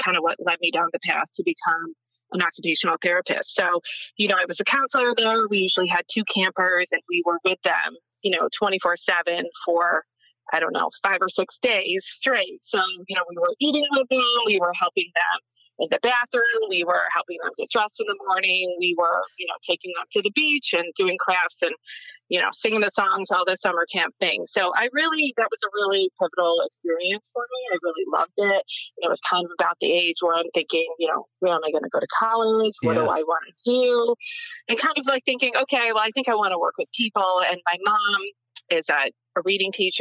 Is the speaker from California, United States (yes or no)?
no; Western New York, United States; now in New Jersey, United States; I grew up in Western New York, kind of between Buffalo and Erie, kind of like a small town, very, very small town, I should say, a little bit more of a rural area.